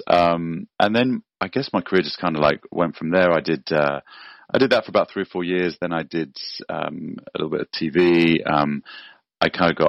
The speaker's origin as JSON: {"language": "English", "region": "London", "country": "United Kingdom", "tie": "born or raised there", "moved": "as an adult", "lives_now": "Los Angeles, United States", "said": "I was born and raised in London"}